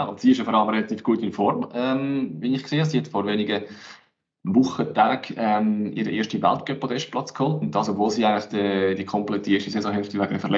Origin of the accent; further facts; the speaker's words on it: Aargau, Switzerland; sehe mir vielleicht jetzt als Aargauer Sicht ein bisschen anders